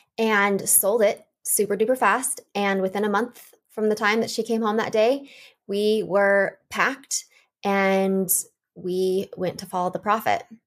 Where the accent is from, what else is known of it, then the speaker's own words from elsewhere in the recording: Portland, Oregon, United States; I was born in Portland, Oregon. I was the fifth of six children, and I had a really normal childhood up until the age of seven